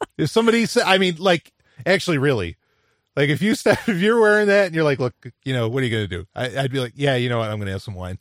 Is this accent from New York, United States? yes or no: yes; New York City, New York, United States; I grew up in New York City